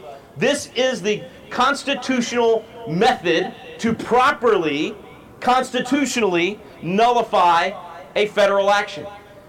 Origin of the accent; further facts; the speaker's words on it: Texas, United States; My home state of Texas is a disaster right now